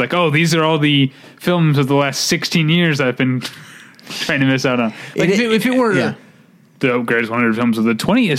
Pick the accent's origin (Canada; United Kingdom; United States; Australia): United States; as an American